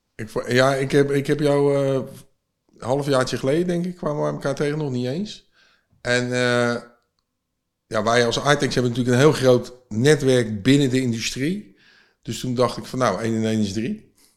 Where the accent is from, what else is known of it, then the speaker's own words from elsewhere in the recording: Vlaardingen, South Holland, Netherlands; ik kom zelf uit Vlaardingen, of ik woon in Vlaanderen